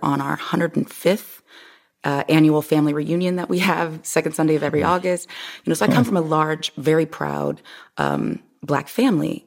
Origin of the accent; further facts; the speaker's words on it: Omaha, Nebraska, United States; also born or lived in Miami; now in Los Angeles, United States; I grew up, I'm originally from Omaha, Nebraska